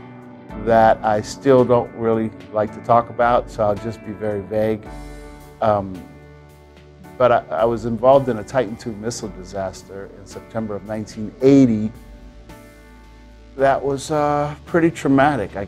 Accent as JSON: {"language": "English", "town": "New Orleans", "region": "Louisiana", "country": "United States", "said": "I'm from New Orleans, Louisiana."}